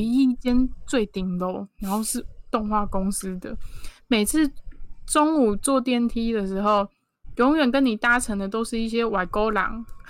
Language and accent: Chinese; Taipei, Taiwan; now in Kaohsiung, Taiwan; 我是在高雄住，虽然我是台北人，但是因为我陪我妈妈的关系，所以我有很长时间是住在高雄。然后因为我自己本身是学跟美，美术设计有关的工作